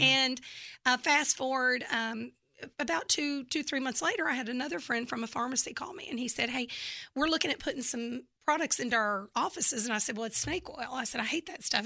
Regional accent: Memphis, Tennessee, United States; accent: Southern; now in Texas, United States; I'm from Memphis, Tennessee, and actually, uh, grew up there

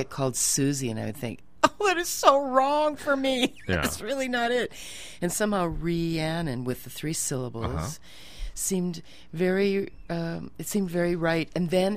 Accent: South Dakota, United States; moved away as an adult; also born or lived in New York City; I was born in South Dakota

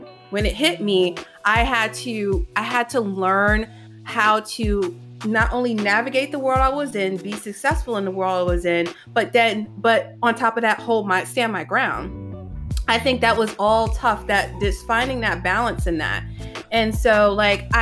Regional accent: New York City, New York, United States; also born or lived in Queens / Manhattan; I was born in Queens, raised in the Bronx, went to school in Manhattan.

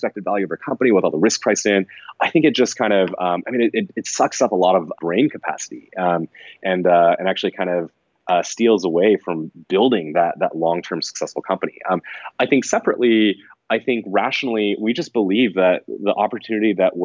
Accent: College Station, Texas, United States; I grew up in College Station, Texas, which is a fairly small town

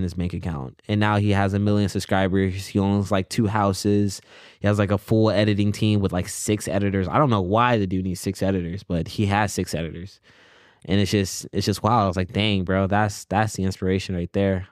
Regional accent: Columbia, South Carolina, United States; moved away as an adult; now in Los Angeles, United States; So, me and him, we both went to high school together. We're both from, uh, Columbia, South Carolina

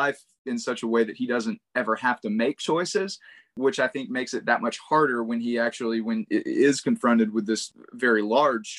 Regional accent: East Texas, United States; I grew up in East Texas

